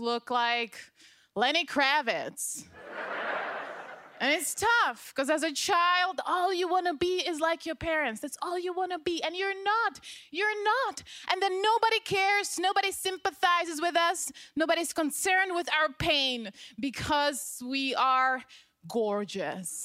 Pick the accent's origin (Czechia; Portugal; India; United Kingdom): Czechia; now in Los Angeles, United States; I am from the Czech Republic